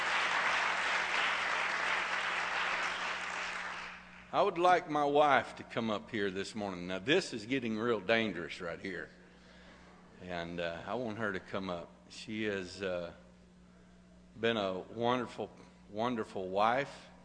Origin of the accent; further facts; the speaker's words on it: Arkansas, United States; now in Texas, United States; I was born and raised in Arkansas